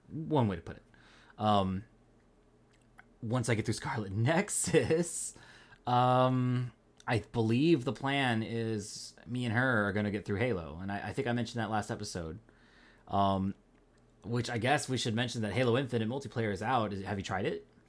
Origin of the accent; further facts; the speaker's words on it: Pacific Northwest, United States; accent: Pacific Northwest; I'm not from the East Coast. I'm from the Pacific Northwest.